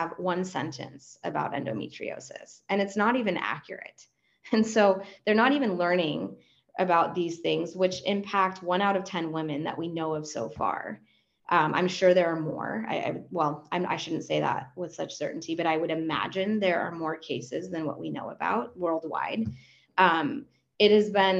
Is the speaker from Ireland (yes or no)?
no; Argentina; first language Spanish; English is a second language; also born or lived in Los Angeles; now in United States; And I'm a native Spanish speaker. I'm from Argentina originally. I'm an immigrant